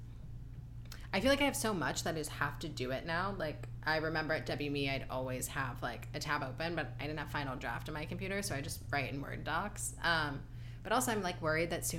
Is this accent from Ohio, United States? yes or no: yes; Ohio, United States; also born or lived in New York; now in Los Angeles, United States; I grew up very confused in Ohio